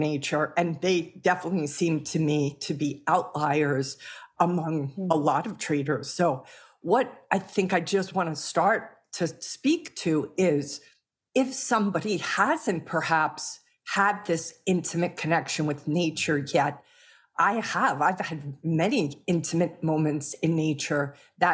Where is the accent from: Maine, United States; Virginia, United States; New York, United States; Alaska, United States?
New York, United States; New York City; I was born in Brooklyn.